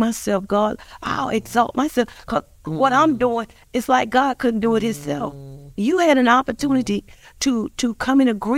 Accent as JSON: {"language": "English", "town": "Montgomery", "region": "Alabama", "country": "United States", "tie": "born or raised there", "said": "we both are born and raised in Montgomery, Alabama."}